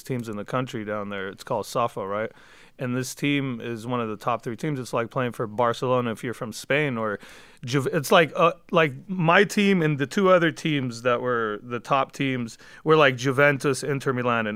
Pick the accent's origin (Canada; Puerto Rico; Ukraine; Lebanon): Lebanon; also born or lived in San Fernando Valley, Los Angeles, United States; now in Los Angeles, United States; I was born here, but I was raised out there because when I was like 9 years old, we left America